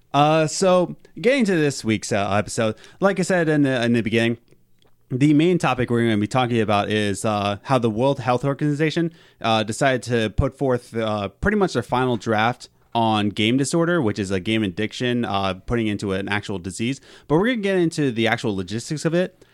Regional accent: Philadelphia, Pennsylvania, United States; we're from Philadelphia.

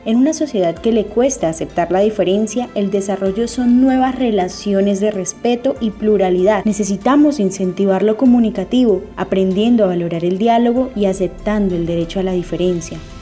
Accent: Peru; una educadora y comunicadora peruana

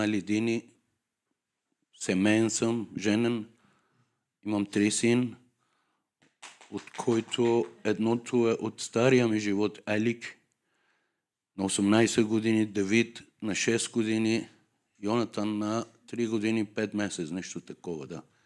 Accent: Tehran, Tehran Province, Iran; Bulgarian is a second language; moved away as an adult; now in Sofia, Bulgaria; Аз съм от Иран, Техран, столицата

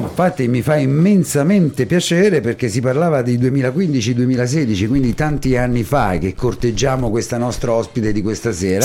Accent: Ascoli Piceno, Marche, Italy; anche io sono ascolano

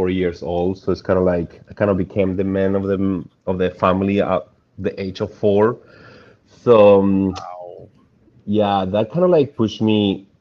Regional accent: Mendoza, Argentina; now in Florida, United States; I was born in Argentina, Mendoza, exactly, Mendoza, Argentina.

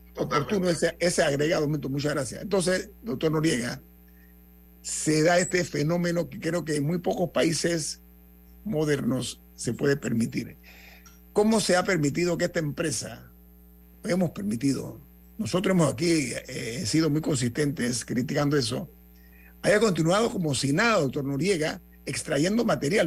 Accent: Panama; a mí como panameño

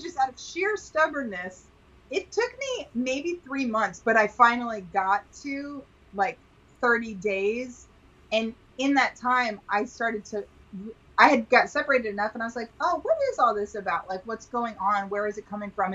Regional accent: Texas, United States; I grew up in Texas.

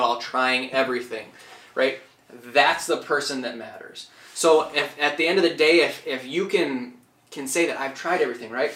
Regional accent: Chamberlain, South Dakota, United States; now in Sioux Falls, United States; I grew up in Chamberlain

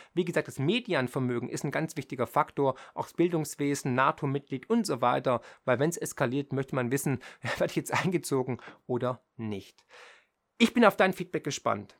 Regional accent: Germany; hier ist meine Heimat, hier ist meine Familie, hier sind die sozialen Netzwerke

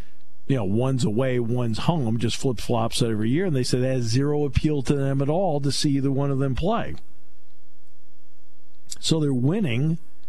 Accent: United States; I'm an American in Ireland

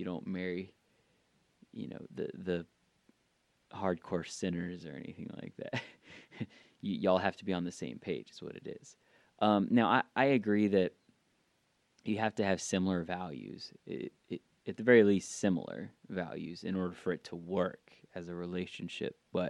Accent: Georgia, United States; I'm not Southern, like I'm not from the South. I've had that before. They think that I'm not from Georgia just because I don't have a country drawl.

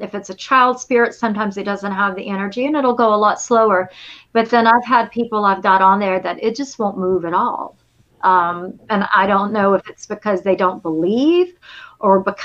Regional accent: Lamesa, Texas, United States; moved away; I grew up in La Mesa, which I think 3 hours from it. It's definitely West Texas up there.

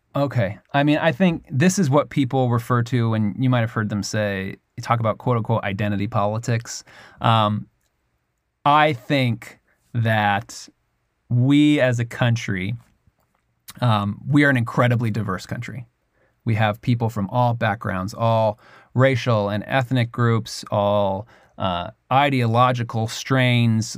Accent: United States; I'm obviously from America.

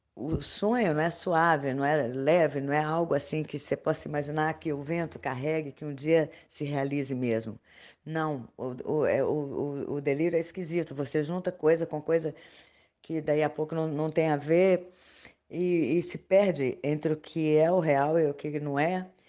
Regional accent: Belo Horizonte, Minas Gerais, Brazil; nasci e vivo ainda em Belo Horizonte, Minas Gerais.

